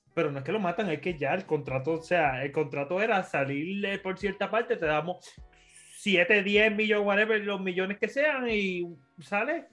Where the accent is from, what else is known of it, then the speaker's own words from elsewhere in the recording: Puerto Rico; como buen puertorriqueño